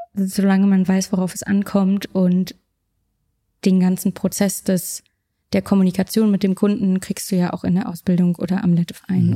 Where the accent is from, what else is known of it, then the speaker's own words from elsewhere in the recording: Berlin, Germany; Ich komme aus Berlin. Ich komme aus Deutschland.